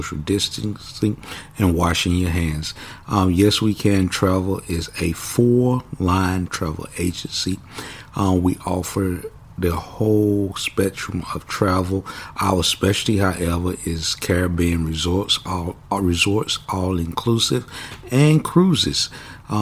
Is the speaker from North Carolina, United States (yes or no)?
yes; Kinston, North Carolina, United States; moved away as an adult; I was raised born in Kinston, North Carolina, spent my childhood years in Kinston up until about the age of 18.